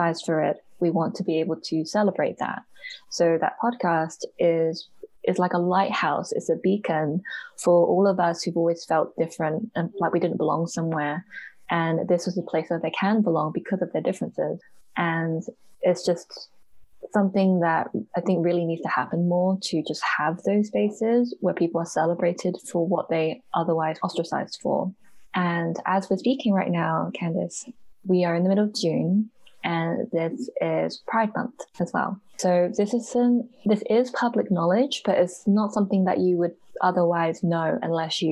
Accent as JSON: {"language": "English", "country": "United Kingdom", "tie": "born or raised there", "said": "I am a British born Hong Konger. So my parents are from Hong Kong."}